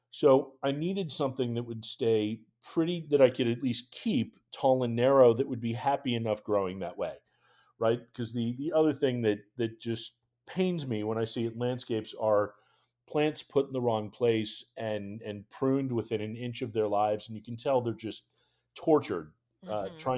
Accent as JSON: {"language": "English", "region": "New England", "country": "United States", "tie": "born or raised there", "said": "So, I, growing up in New England, I am definitely partial to cranberries"}